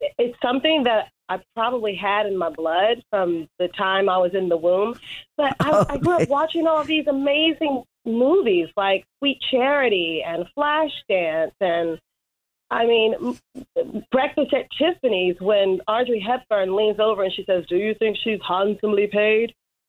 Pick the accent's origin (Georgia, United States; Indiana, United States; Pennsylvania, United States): Georgia, United States; Marietta; moved away as an adult; also born or lived in Atlanta, Georgia; now in New York, United States; Okay, so I'm originally from Atlanta, Georgia. I grew up in the suburb in Marietta, Georgia.